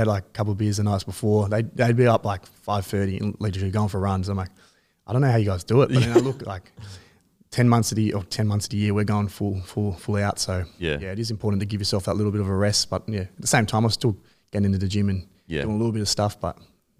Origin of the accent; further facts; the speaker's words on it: Sydney, New South Wales, Australia; also born or lived in Warunga; Yeah, so I was born in Warunga, but I grew up on the northern beaches of Sydney, out in Manly Way